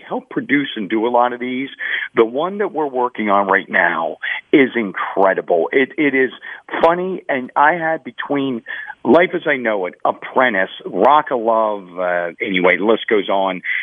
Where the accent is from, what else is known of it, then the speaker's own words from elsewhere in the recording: Pittsburgh, Pennsylvania, United States; moved away; I was born in Pittsburgh and raised there